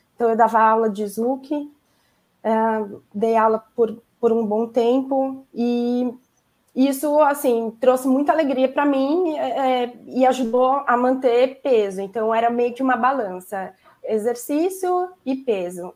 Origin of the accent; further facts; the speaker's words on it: São Paulo, Brazil; moved away as an adult; now in Santos, Brazil; Eu moro em Santos agora, eu sou de São Paulo, mas a gente mudou no meio da pandemia para cá